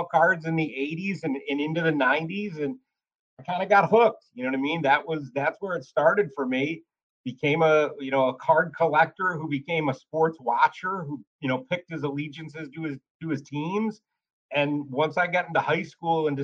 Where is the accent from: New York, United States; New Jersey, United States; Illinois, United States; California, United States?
New York, United States; Oswego; grew up in Oswego, New York, you know, about an hour north of Syracuse